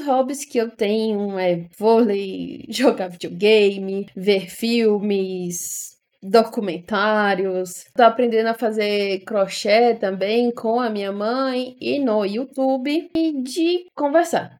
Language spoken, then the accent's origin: Portuguese; Fortaleza, Ceará, Brazil; moved away as an adult; now in São Paulo, Brazil; sou de Fortaleza, Ceará, e sou emancebada